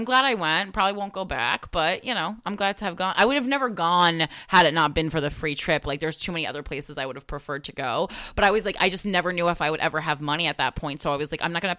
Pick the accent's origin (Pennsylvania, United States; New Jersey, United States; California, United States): New Jersey, United States; Union; Yeah, that's how I grew up. And I mean, I'm from Union, New Jersey.